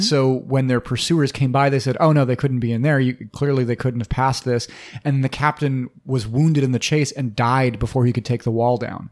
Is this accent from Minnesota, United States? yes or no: yes; Minnesota, United States; we're from Minnesota, we know a thing or two about winter hellscapes.